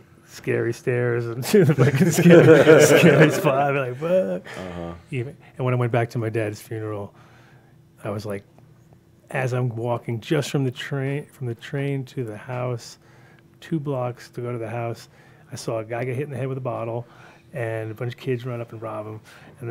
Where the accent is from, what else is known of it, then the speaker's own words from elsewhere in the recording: New York City, New York, United States; moved away; also born or lived in Manhattan; I grew up in Sunnyside